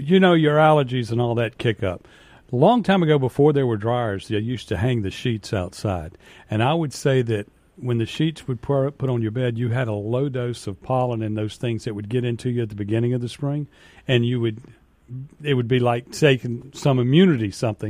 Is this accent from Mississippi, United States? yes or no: yes; Canton, Mississippi, United States; growing up in Canton